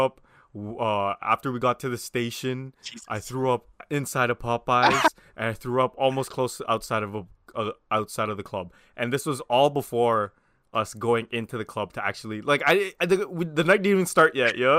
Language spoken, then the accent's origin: English; Toronto, Ontario, Canada; we're all from Scarborough.